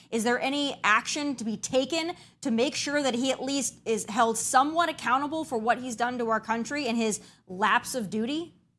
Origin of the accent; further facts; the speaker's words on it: South Dakota, United States; I'm from South Dakota